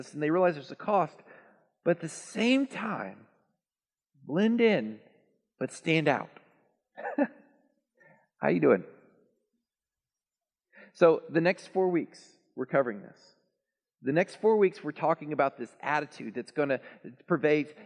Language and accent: English; Texas, United States; also born or lived in Lawton, Oklahoma; I'm a Texan. Proud Texan